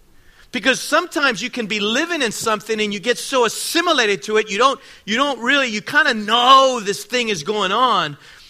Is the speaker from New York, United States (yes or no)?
no; Washington, District of Columbia, United States; born there; I'm 59 years old. I was born in Washington, D.C.